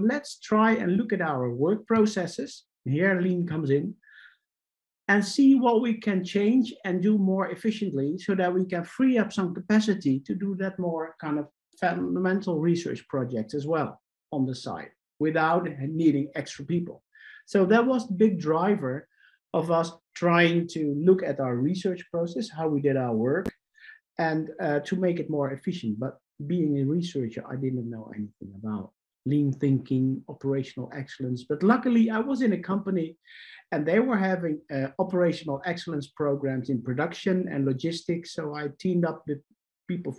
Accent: Netherlands; I'm Dutch, so I'm from the Netherlands, Europe.

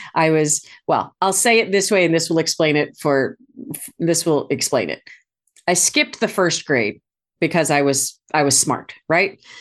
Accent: St. Louis, Missouri, United States; moved away; I'd moved back to my hometown of Saint Louis

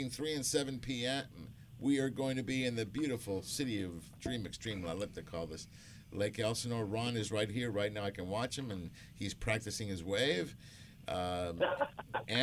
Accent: Argentina; moved away; I'm from Argentina. I've got a lot of family members in Argentina.

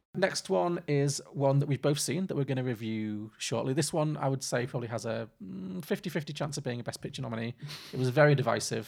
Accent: Liverpool, North West England, United Kingdom; I'm from, I grew up in Liverpool and most of my family are f, from Irish Catholic background

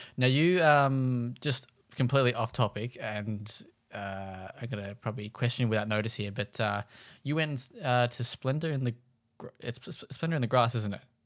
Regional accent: Launceston, Tasmania, Australia; was born in and from Launceston, so the other end of the state

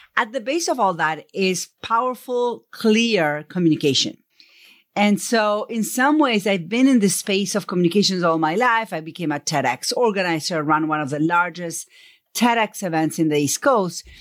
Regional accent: Buenos Aires, Argentina; accent: Buenos Aires; first language Spanish; English is a second language; moved away; I grew up in Argentina. So first question is, where is your accent from? It's from Buenos Aires. Spanish is my first language

